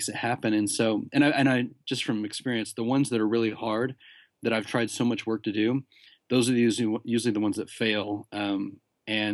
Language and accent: English; United States; moved away as an adult; now in London, United Kingdom; being an American who lives in London